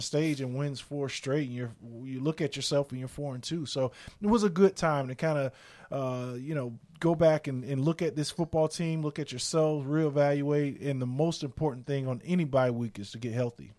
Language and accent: English; South Florida, United States; moved away; I grew up again in South Florida where it rained nearly every day